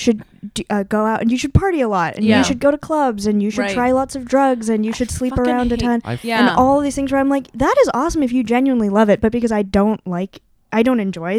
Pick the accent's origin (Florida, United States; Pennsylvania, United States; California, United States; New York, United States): California, United States; Bay Area; moved away; I grew up in the Bay Area